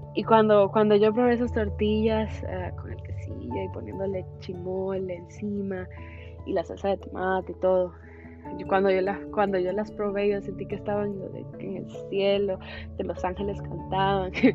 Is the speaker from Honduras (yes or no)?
yes; Honduras; moved away as an adult; now in Houston, United States; soy orgullosamente hondureña, catracha de corazón